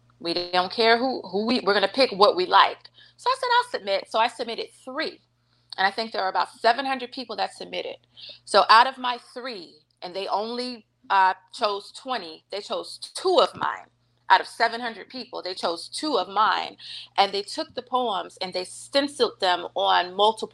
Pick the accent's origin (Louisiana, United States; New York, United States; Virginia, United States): Virginia, United States; Norfolk; I'm from Norfolk. I'm from Norfolk, Virginia, born and raised. Work there now.